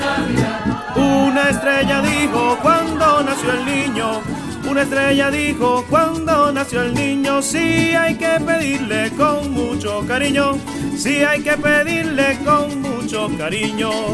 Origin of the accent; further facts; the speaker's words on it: Mérida, Venezuela; Yo que soy de Mérida, que viví mm, mi juventud y mi niñez allá en Mérida